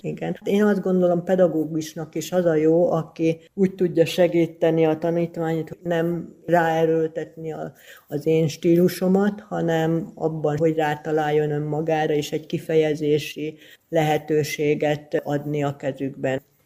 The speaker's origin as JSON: {"language": "Hungarian", "country": "Hungary", "tie": "born or raised there", "also_born_or_lived": "Kisbér, Hungary / Győr, Hungary", "lives_now": "Tatabánya, Hungary", "said": "falusi környezetben nőttem föl, aztán a gimnázium évek az kisbérem volt"}